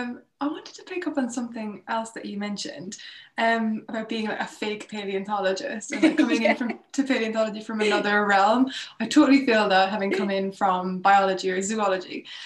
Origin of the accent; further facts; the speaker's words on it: Ireland; I think the best weapon that you can have against people being like grumpy at you is being Irish. I swear it works.